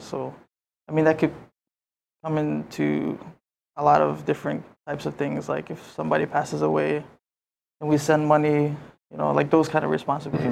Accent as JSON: {"language": "English", "region": "Yap", "country": "Micronesia", "moved": "yes", "lives_now": "Hawaii, United States", "said": "I'm from Yap"}